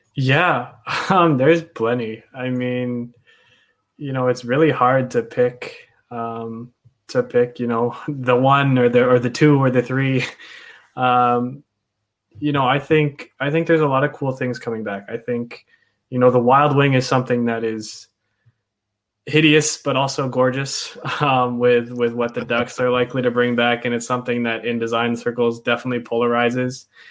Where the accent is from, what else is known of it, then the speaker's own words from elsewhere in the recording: Dallas, Texas, United States; I grew up in Texas, um, in Dallas actually